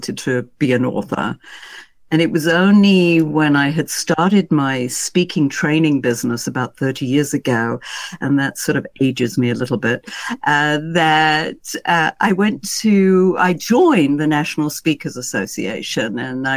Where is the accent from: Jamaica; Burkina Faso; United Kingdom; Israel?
United Kingdom; being a Brit